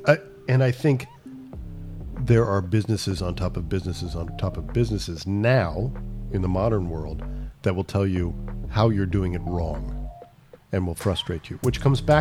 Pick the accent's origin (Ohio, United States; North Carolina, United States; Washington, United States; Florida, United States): Ohio, United States; now in California, United States; growing up in Ohio